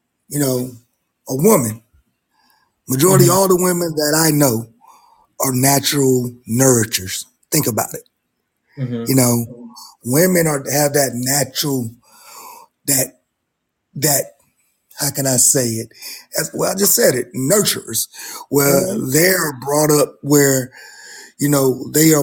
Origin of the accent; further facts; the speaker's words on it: Ohio, United States; now in North Carolina, United States; I'm from Ohio originally